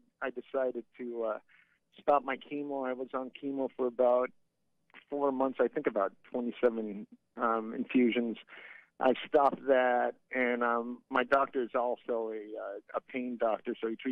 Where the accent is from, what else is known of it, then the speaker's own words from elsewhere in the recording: Fort Myers, Florida, United States; accent: deep South; moved away; I related to your accent because I was from Fort Myers, so we had a lot of deep South